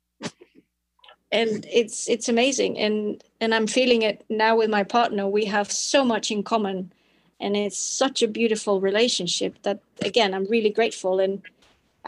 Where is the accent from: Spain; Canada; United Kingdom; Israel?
Spain; also born or lived in Belgium; Spain is my home country